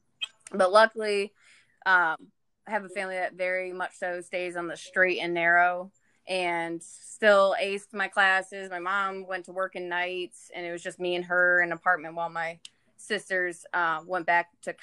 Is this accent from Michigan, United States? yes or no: yes; Michigan, United States; I'm originally from Michigan. I grew up with three other siblings